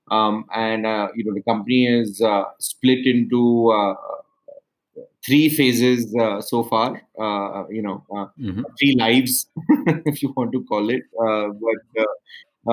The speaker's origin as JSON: {"language": "English", "town": "Mumbai", "region": "Maharashtra", "country": "India", "tie": "born or raised there", "also_born_or_lived": "Urbana-Champaign, United States / San Francisco, United States", "moved": "as an adult", "said": "I grew up in Mumbai or Bombay, as we localites like to call it."}